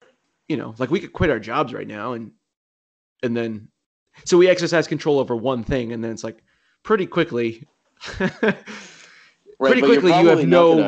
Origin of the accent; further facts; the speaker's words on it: South Shore of Massachusetts, United States; so we're both from the South Shore of Massachusetts.